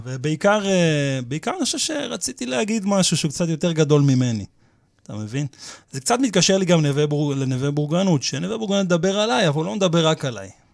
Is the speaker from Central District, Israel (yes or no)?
yes; Petah Tikva, Central District, Israel; born or raised there; now in Kiryat Ono, Israel